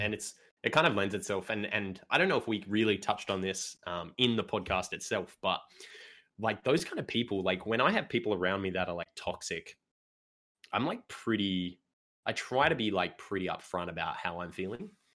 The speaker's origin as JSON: {"language": "English", "country": "Australia"}